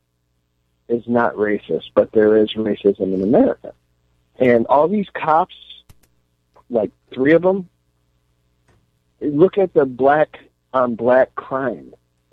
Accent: Detroit, Michigan, United States; also born or lived in Bloomfield Hills, Michigan / Dearborn, Michigan; I was born in Detroit

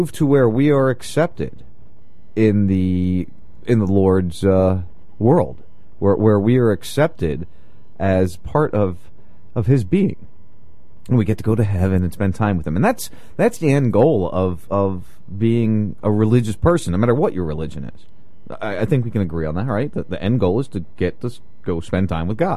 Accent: New Jersey, United States; now in Florida, United States; I grew up in South Jersey, right outside Philly

